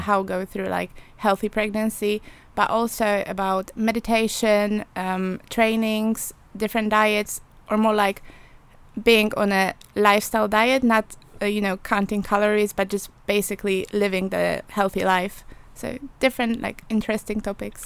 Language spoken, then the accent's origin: English; Poland; English is a second language; moved away as an adult; now in England; I'm from Poland